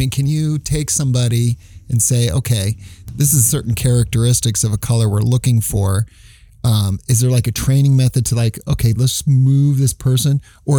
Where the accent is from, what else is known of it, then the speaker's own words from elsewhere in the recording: California, United States; Even when I lived in Philadelphia for a short while, and they called me … because I was living from …fornia.